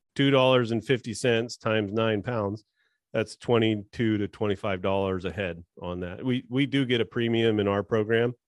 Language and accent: English; California, United States; I was born and raised in California.